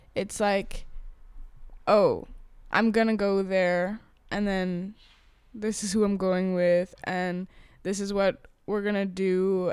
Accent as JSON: {"language": "English", "country": "Thailand", "tie": "born or raised there", "moved": "yes", "lives_now": "Amsterdam, Netherlands", "said": "because I'm Thai, and then when they find out that I'm Thai"}